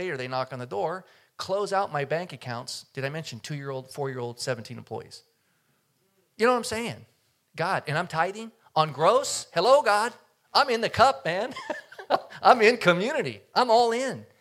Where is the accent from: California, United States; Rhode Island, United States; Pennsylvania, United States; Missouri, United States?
California, United States; Oakland; I grew up in Oakland